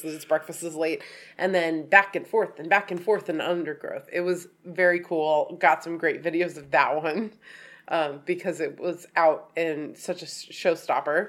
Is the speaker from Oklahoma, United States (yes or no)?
no; Oregon, United States; we're from Oregon